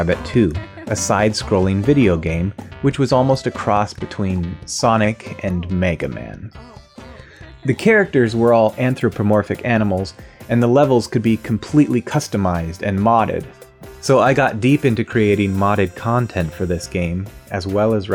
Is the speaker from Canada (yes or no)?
no; Washington, United States; I grew up in Washington State